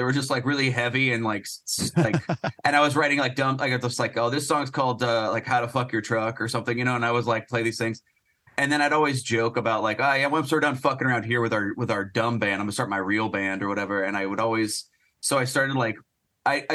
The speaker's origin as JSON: {"language": "English", "town": "Phoenix", "region": "Arizona", "country": "United States", "tie": "born or raised there", "also_born_or_lived": "Portland", "moved": "yes", "said": "I grew up in Phoenix."}